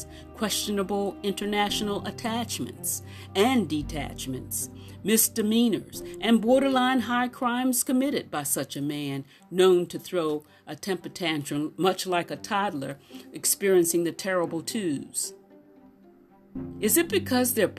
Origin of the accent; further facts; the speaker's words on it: United States; I was from the United States